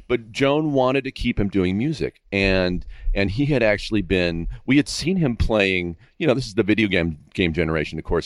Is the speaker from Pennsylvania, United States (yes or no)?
no; Castro Valley, California, United States; now in Agoura, United States; I grew up in Northern California in a, in a, in the Bay Area, but out in the town called Castro Valley